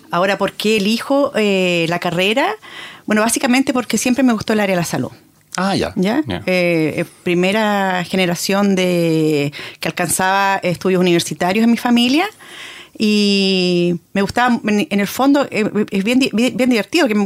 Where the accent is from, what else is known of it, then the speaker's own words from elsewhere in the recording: Concepción, Biobío, Chile; Exacto, cuando uno creció acá